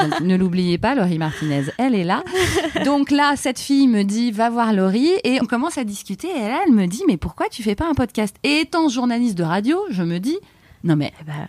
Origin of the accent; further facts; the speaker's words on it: France; moved away as an adult; also born or lived in Canada; on est rentré quand même en France, on est français